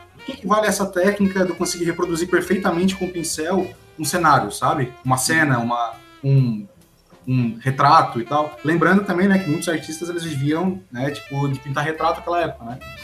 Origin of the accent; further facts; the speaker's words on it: Criciúma, Santa Catarina, Brazil; sou de Criciúma também